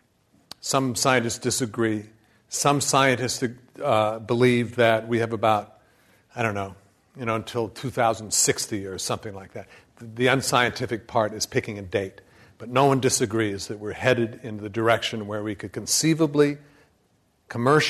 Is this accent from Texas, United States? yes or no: no; Flagstaff, Arizona, United States; I grew up in Flagstaff, Arizona